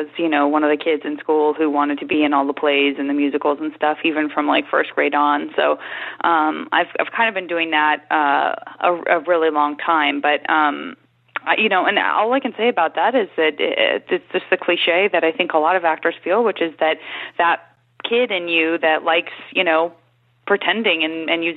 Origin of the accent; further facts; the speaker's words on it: Arizona, United States; I'm from Arizona